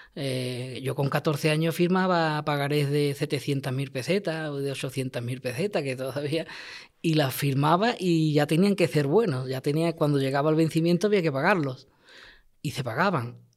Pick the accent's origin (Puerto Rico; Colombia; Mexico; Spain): Spain; Lantejuela, Andalusia; mi pueblo